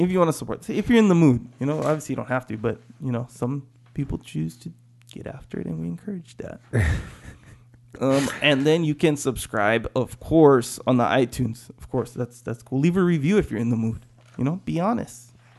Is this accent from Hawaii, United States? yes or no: yes; Kauai, Hawaii, United States; now in San Diego, United States; I'm from Kauai.